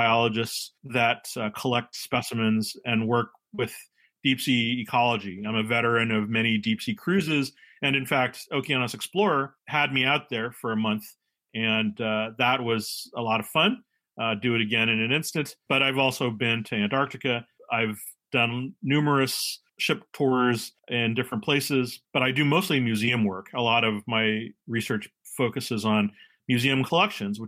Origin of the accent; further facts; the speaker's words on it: San Francisco, California, United States; moved away as an adult; also born or lived in Humboldt State University, California; now in Washington, D.C., United States; I am originally from California. I am a San Francisco native. I'm Chinese American, and I grew up there